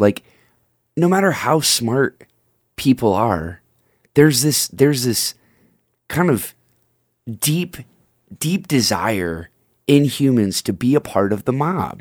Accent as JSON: {"language": "English", "country": "United States", "said": "I am, as American as a guy can be"}